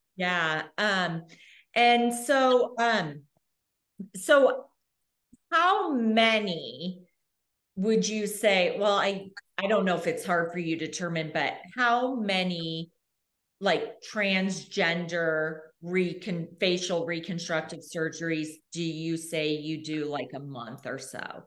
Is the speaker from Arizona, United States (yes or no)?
yes; Arizona, United States; now in Australia; I grew up in Arizona